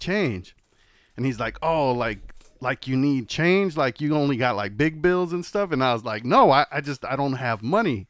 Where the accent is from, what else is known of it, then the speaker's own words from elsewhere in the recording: Los Angeles, California, United States; I was Harbor City, Kaiser